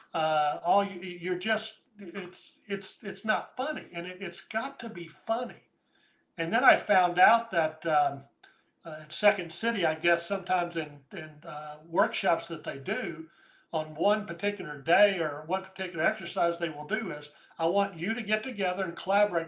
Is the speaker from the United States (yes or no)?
yes; United States; I'm an American